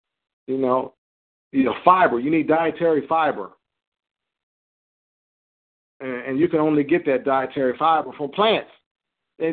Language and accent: English; New Jersey, United States; I grew up in Cape May County where, you know, people, you know, they went out on the boats, fishermen.